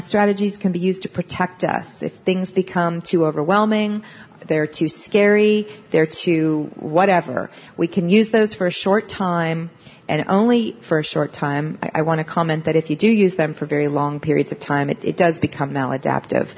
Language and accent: English; Pennsylvania, United States; I'm from Pennsylvania